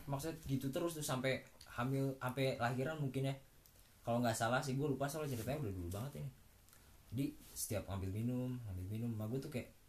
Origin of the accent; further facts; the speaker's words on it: Subang, West Java, Indonesia; also born or lived in Bekasi / Karawang; emang gue kecil di asu di Subang kan nah terus semenjak pindah ke Karawang gue lahir dulu di Bekasi lah numpang lahir doang